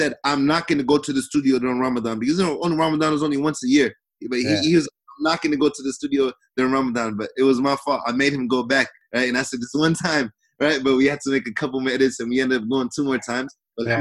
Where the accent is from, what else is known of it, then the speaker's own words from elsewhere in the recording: Seattle, Washington, United States; I'm from Seattle